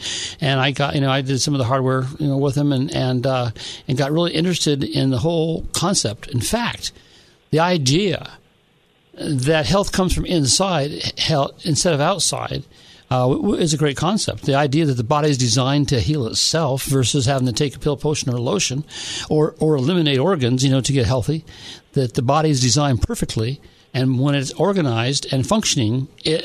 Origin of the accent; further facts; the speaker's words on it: San Diego, California, United States; I grew up in San Diego